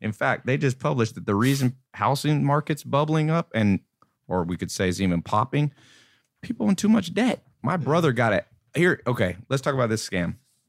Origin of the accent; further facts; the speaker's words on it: North Carolina, United States; also born or lived in Los Angeles / San Diego; And then lived in San Diego for a little while and then went to North Carolina. Mm. And so lived in a mobile home there growing up.